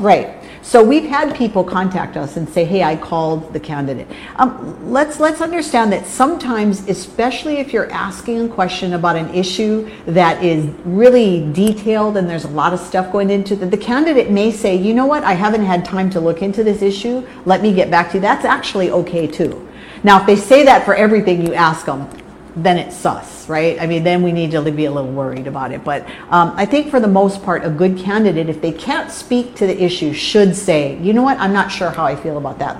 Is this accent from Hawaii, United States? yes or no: yes; Hawaii, United States; I'm a Hawaii girl, been here my whole life.